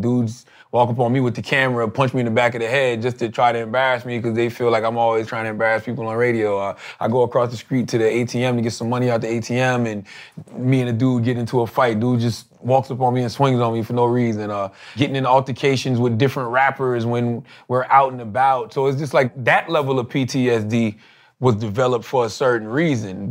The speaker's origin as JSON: {"language": "English", "town": "Moncks Corner", "region": "South Carolina", "country": "United States", "tie": "born or raised there", "moved": "yes", "said": "Monk's Corner, which is my hometown"}